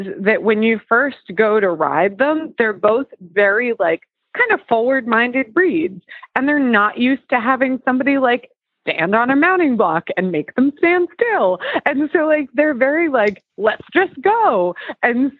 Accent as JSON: {"language": "English", "region": "New Jersey", "country": "United States", "moved": "yes", "lives_now": "Carlisle, United States", "said": "I just got back from New Jersey over the weekend. And so it was, which is actually where I'm like from. So it was nice to be home."}